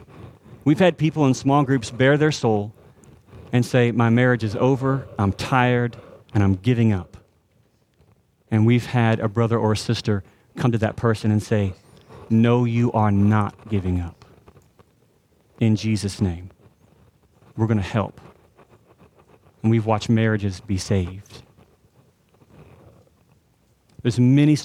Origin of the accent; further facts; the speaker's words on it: Texas, United States; we're also Texans